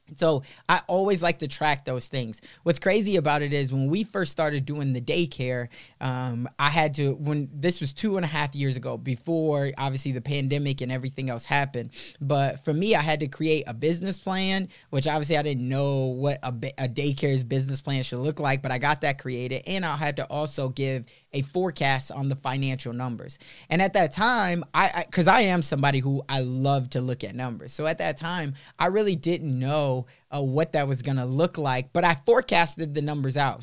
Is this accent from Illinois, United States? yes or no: yes; Chicago, Illinois, United States; moved away; also born or lived in Sioux City; I was growing up in Chicago, in the city